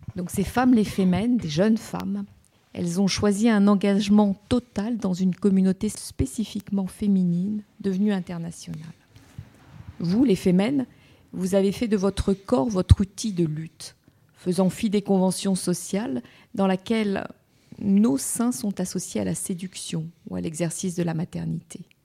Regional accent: France; chez nous, en France

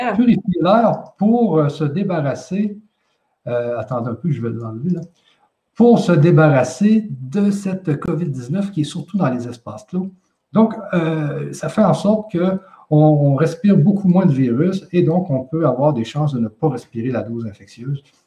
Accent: Quebec, Canada; je suis du Québec, tout simplement une personne comme les 8 millions d'habitants

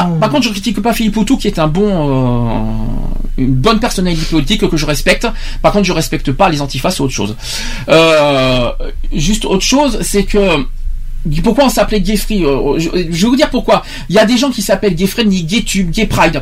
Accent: France; je suis français, je suis pas anglais

